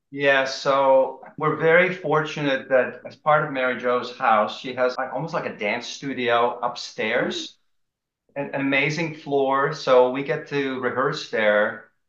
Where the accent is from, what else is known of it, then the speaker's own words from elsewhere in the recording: Amsterdam, North Holland, Netherlands; moved away; also born or lived in Maryland, United States; I grew up in Holland, Amsterdam, the Netherlands